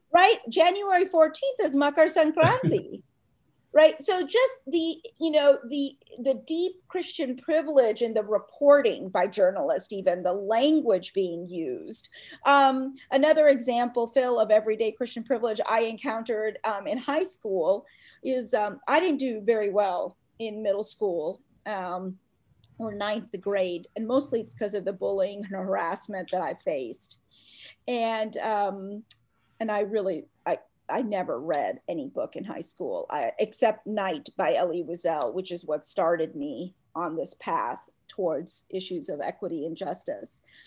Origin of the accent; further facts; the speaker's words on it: Atlanta, Georgia, United States; also born or lived in India; I grew up in Atlanta, Georgia, where I really didn't fit in as a little brown Hindu girl